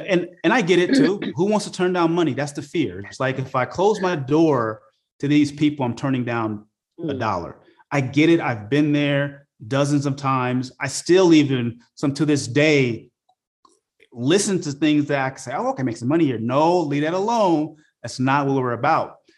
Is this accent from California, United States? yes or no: yes; Oakland, California, United States; growing up in Oakland, California during the 80s, it was a rough place